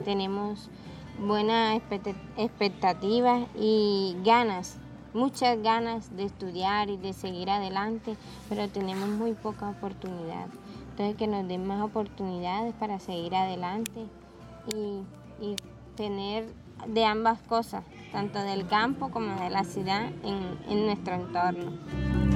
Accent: Dos Bocas corregimiento, Magdalena Medio, Colombia; vengo del corregimiento de Dos Bocas, tengo 24 años

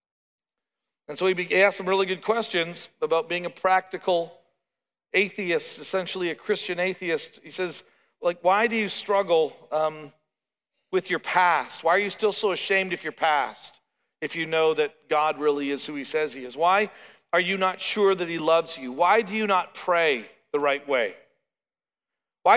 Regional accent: Canada; now in Oklahoma, United States; as a Canadian

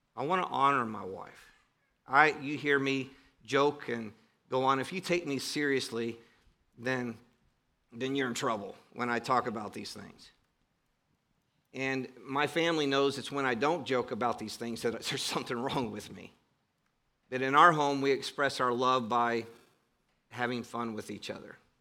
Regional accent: Cleveland, Ohio, United States; I grew up in Cleveland, Ohio

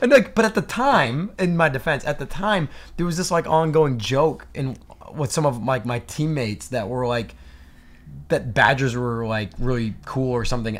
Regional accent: New Hampshire, United States; growing up in New Hampshire

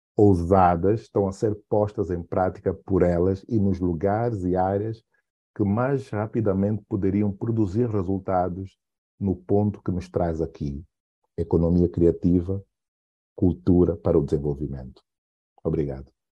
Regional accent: Benguela, Angola; o lugar onde eu nasci, né, Benguela

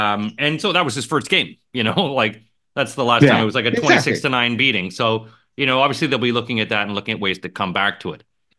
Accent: Canada; We're Canadian.

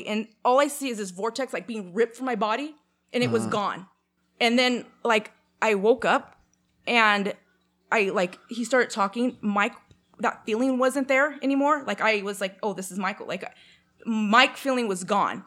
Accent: Canada; I'm Canadian

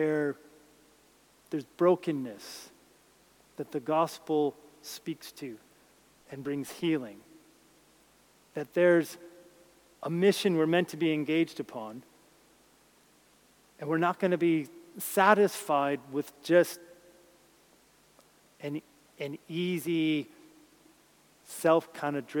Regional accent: New Jersey, United States; where I grew up in New Jersey

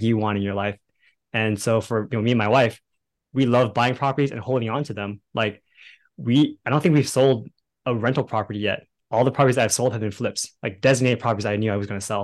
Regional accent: Bay Area, California, United States; now in Dallas, United States; right now we live in Dallas, Texas, but originally we were from the Bay Area in California

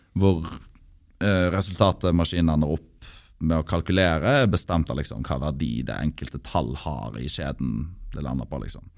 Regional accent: Norway

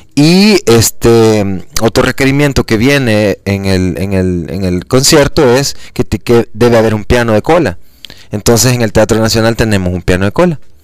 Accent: El Salvador; si nosotros somos salvadoreños

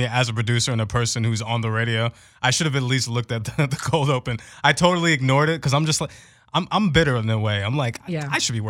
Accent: New York City, New York, United States; moved away as an adult; also born or lived in Virginia; I'm in Virginia. I'm from New York City.

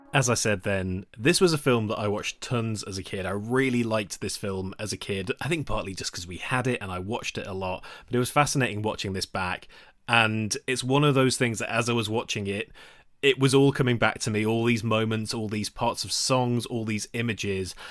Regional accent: United Kingdom; We are British people

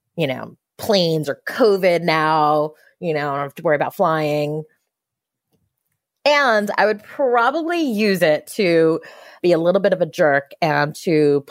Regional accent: United States; I grew up right outside of New York City. So the city was my backyard for my whole life

